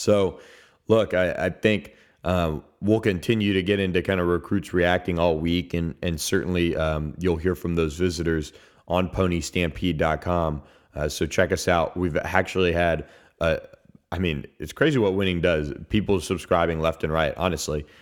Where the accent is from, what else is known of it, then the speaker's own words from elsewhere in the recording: Tampa, Florida, United States; moved away; my hometown of Tampa.